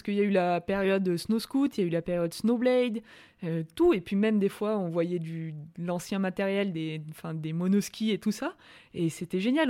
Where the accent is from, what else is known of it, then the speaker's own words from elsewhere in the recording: Orcières, Provence-Alpes-Côte d'Azur, France; also born or lived in Montpellier; now in Albertville, France; je suis de Montpellier, je suis né à Montpellier, j'ai ma famille à Montpellier, mais j'ai vraiment grandi à Orcières